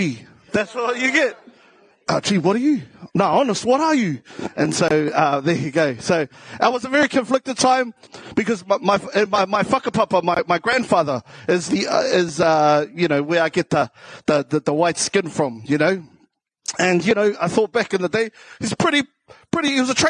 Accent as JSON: {"language": "English", "town": "Waitara", "region": "Taranaki", "country": "New Zealand", "also_born_or_lived": "South Auckland", "accent": "South Auckland", "said": "Yeah, I'm from originally from Taranaki, from Te Ate Awa."}